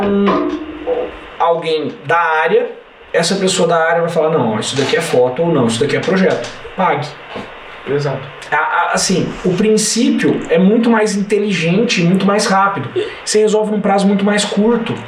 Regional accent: Franca, São Paulo, Brazil; Eu sou de Franca, aqui eu chego em qualquer lugar em 15 minutos

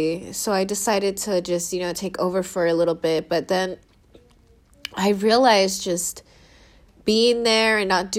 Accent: Seattle, Washington, United States; moved away as an adult; now in San Diego, United States; my family moved up to Seattle when I was 7 years old

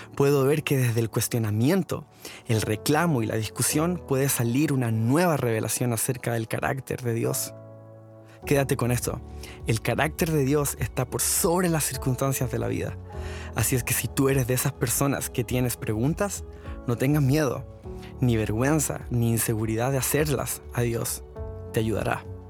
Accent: Chile; now in The Woodlands, United States; soy latino, chileno y actualmente estoy pastoreando junto a mi esposa Ana el grupo de jóvenes Osana Youth de la iglesia Osana Woodlands en Houston

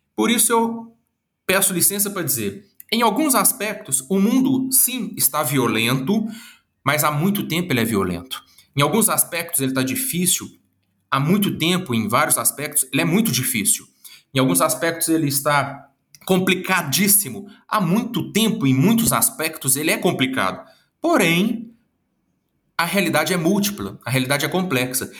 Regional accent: Minas Gerais, Brazil; accent: Minas Gerais (mineiro); esse sotaque de Minas Gerais e eu já tô achando, assim, bastante legal eu ter esse sotaque

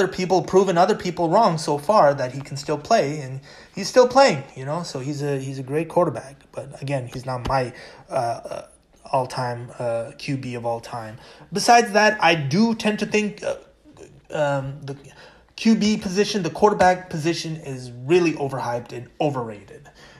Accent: California, United States; I'm Californian

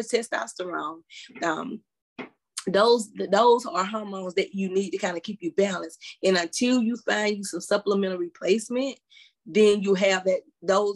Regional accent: South Carolina, United States; even the doctors in my hometown, majority of the people in that South Carolina, in that small area

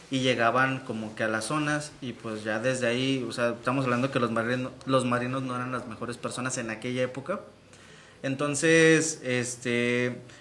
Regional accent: Michoacán, Mexico; vengo, de, vengo de Michoacán

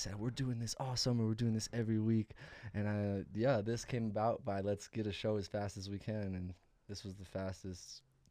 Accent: Santa Fe, New Mexico, United States; I was born in Santa Fe.

